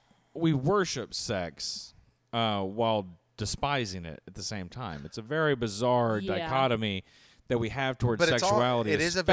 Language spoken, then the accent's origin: English; Vining, Alabama, United States; I'm from Vining, Alabama.